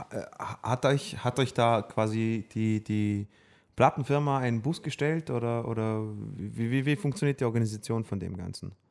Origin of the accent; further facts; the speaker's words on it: Vorarlberg, Austria; wir kommen alle aus Vorarlberg